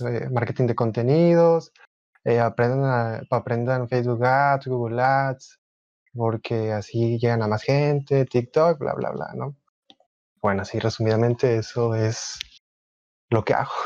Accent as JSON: {"language": "Spanish", "town": "Monterrey", "region": "Nuevo León", "country": "Mexico", "said": "tengo 21 años, soy de Monterrey, Nuevo León"}